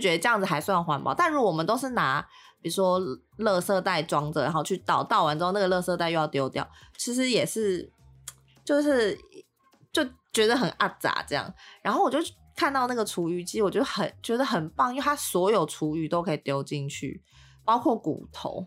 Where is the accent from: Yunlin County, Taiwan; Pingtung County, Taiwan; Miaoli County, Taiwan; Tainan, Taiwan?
Tainan, Taiwan; moved away as an adult; now in Taipei, Taiwan; 因为我台南人嘛